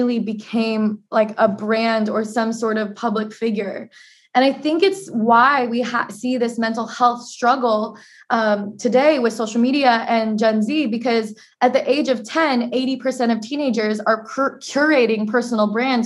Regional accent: Portland, Oregon, United States; As an Asian American growing up in Portland, Oregon, the whitest major city in the United States

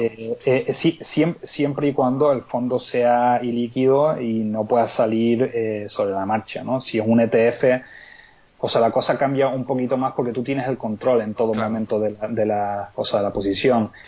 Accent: Lanzarote, Canary Islands, Spain; also born or lived in Seville; yo soy de Lanzarote, pero yo nací en Sevilla.

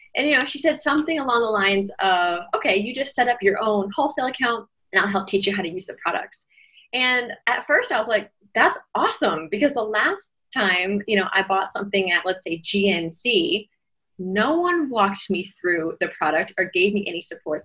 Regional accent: United States; moved away as an adult; also born or lived in Shanghai, China; now in Shenzhen, China; I'm American by passport, but I've lived in China for almost 16 years

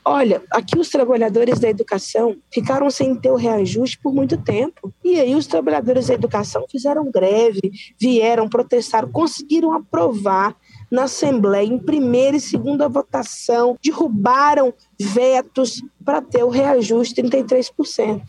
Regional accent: Uberlândia, Minas Gerais, Brazil; uma jovem mulher negra da quebrada do Grande São Jorge

